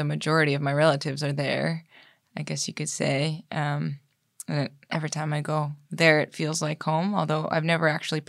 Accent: Odanak First Nation, Quebec, Canada; I'm from Odinak First Nation.

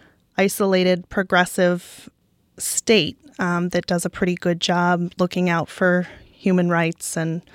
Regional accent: New England, United States; I'm a white female who was born and raised in New England, practicing criminal defense in one of the whitest states in the country.

